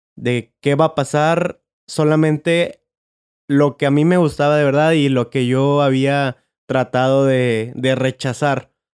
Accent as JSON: {"language": "Spanish", "town": "Monterrey", "region": "Nuevo León", "country": "Mexico", "tie": "born or raised there", "said": "nací, yo en Monterrey"}